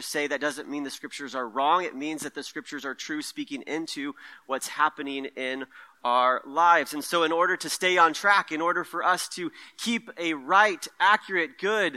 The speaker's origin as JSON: {"language": "English", "town": "Merced", "region": "California", "country": "United States", "tie": "born or raised there", "also_born_or_lived": "Stockton, California", "moved": "as an adult", "lives_now": "Sonoma County, United States", "said": "I grew up in the Central Valley where it's nice and hot all the time. So Merced is where I kind of come from, a Central Valley boy"}